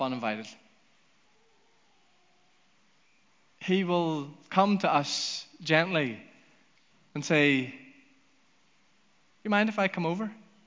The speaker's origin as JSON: {"language": "English", "region": "Northern Ireland", "country": "United Kingdom", "also_born_or_lived": "United States"}